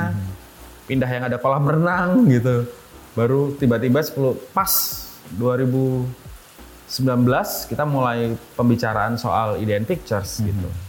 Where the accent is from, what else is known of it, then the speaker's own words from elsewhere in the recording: Yogyakarta, Special Region of Yogyakarta, Indonesia; Nah, tiap tahun di kampungku kereta api di Pengok itu, Blok F, Jogja